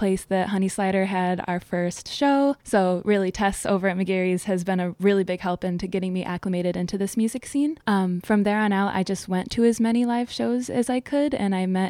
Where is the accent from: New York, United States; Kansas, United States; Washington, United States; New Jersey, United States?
New York, United States; Herkimer; also born or lived in Albany, New York; I grew up in Herkimer, New York